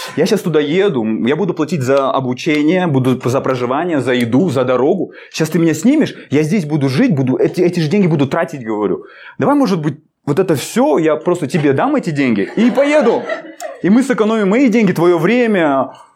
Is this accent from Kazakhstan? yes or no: yes; Almaty, Kazakhstan; я из Алматы